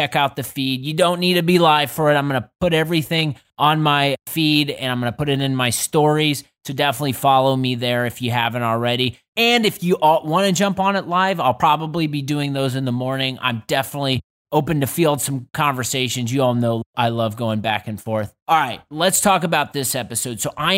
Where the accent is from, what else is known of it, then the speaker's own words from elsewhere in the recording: Midwest, United States; And it's being on the East Coast, I think, as a Midwesterner